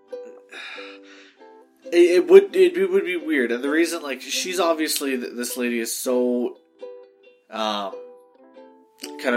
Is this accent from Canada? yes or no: yes; Canada; I'm Canadian